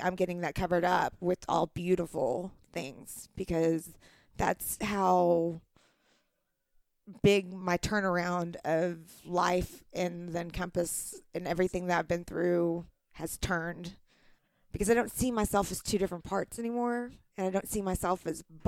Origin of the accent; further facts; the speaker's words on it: the Bible Belt, United States; I'm from a small town. I'm from the Bible Belt